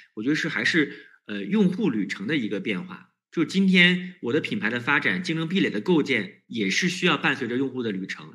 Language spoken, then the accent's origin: Chinese; China; 我们中国人是有一个特别的不一样的地方，就是我们特别有效率